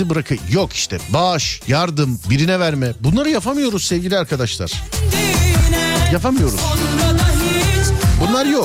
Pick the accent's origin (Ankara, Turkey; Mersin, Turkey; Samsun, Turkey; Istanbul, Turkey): Samsun, Turkey